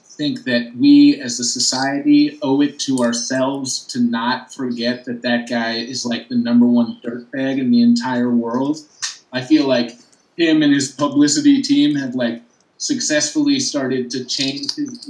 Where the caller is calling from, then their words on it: Brooklyn, New York, United States; I'm broadcasting live from Brooklyn, New York.